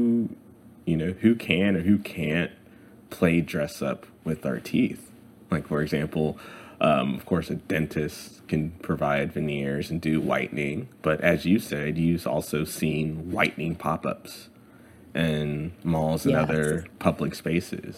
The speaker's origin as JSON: {"language": "English", "town": "Houston", "region": "Texas", "country": "United States", "tie": "born or raised there", "moved": "yes", "said": "my days growing up in Houston"}